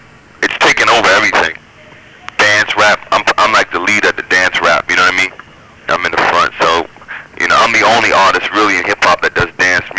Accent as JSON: {"language": "English", "town": "New York City", "region": "New York", "country": "United States", "tie": "born or raised there", "lives_now": "Manhattan, United States", "said": "I grew up in Brooklyn"}